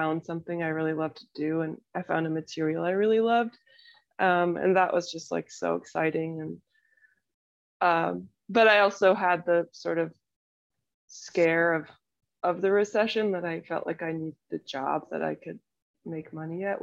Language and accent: English; Woody Creek, Colorado, United States; moved away as an adult; also born or lived in Madison, Wisconsin / Mammoth, California; now in Austin, United States; I grew up in Colorado in the mountains, and I lived in a little town called Woody Creek, but I went to school in Aspen